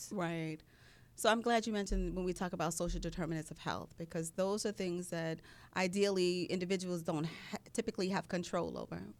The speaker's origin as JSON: {"language": "English", "town": "New York City", "region": "New York", "country": "United States", "tie": "born or raised there", "moved": "yes", "said": "I was born and raised in Long Island City, Queens. I'm a proud community member of Queensbridge Housing Development, where I got my informal training on life."}